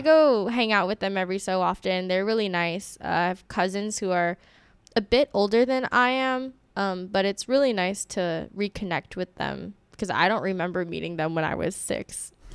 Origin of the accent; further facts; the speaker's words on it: Honolulu, Hawaii, United States; my hometown is Honolulu, Hawaii.